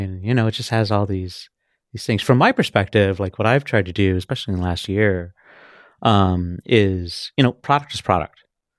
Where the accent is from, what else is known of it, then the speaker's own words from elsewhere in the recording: Austin, Texas, United States; also born or lived in Oceanside, California; I'm from Texas. I was born in Oceanside, California.